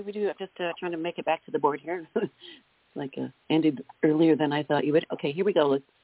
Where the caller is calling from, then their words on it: North Carolina, United States; I'm in North Carolina.